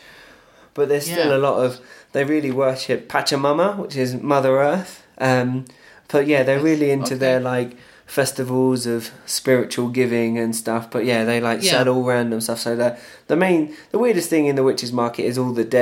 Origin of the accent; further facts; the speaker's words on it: Watford, East of England, United Kingdom; I'm from Watford